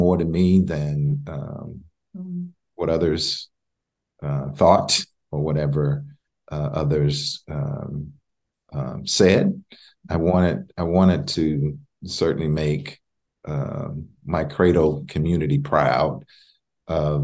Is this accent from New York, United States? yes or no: no; Waco, Texas, United States; both of my parents grew up in Waco, Texas. That's my hometown